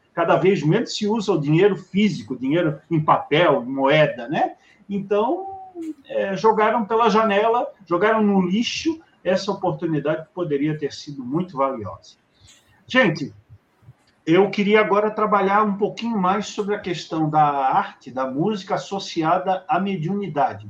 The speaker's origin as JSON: {"language": "Portuguese", "region": "Rio de Janeiro", "country": "Brazil", "said": "nós que somos do Rio"}